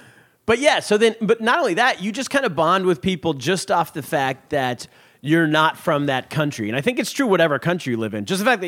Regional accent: Sacramento, California, United States; moved away as an adult; now in New York, United States; And I'm like, oh, Sacramento. And they're like, ooh, NorCal.

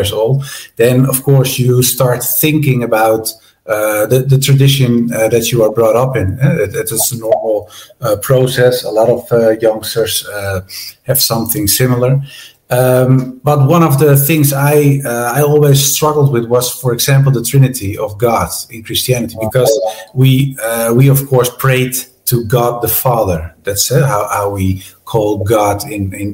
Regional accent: Netherlands; I was brought up in a relatively strict Protestant denomination, the Reformed Church of the Netherlands

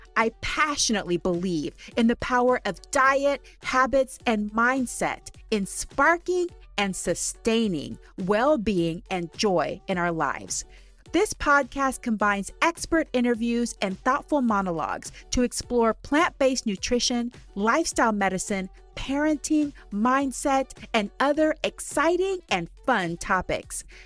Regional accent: Huntsville, Texas, United States; now in Washington State, United States; I grew up in Huntsville, Texas

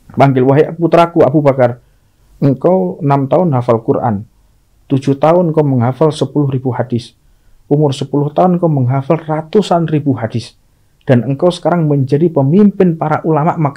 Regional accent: Indonesia; Oh, saya orang Indonesia, cuman turunan Arab kayak lo.

